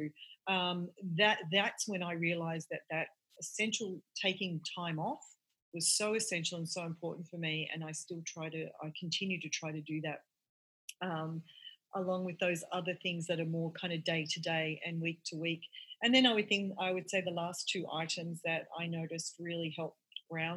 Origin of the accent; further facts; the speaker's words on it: Australia; now in United States; I'm from Australia.